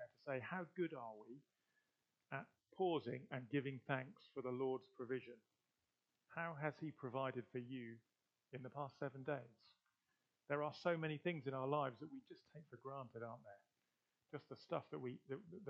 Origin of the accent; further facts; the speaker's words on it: Gloucestershire, South West England, United Kingdom; I'm from Gloucestershire